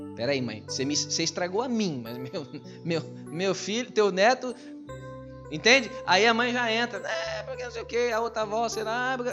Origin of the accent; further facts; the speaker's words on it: Brazil; now in Portugal; eu sou brasileiro